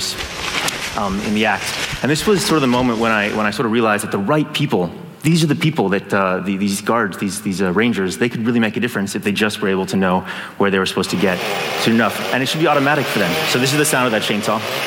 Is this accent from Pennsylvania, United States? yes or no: no; San Francisco, California, United States; I'm from Silicon Valley, from San Francisco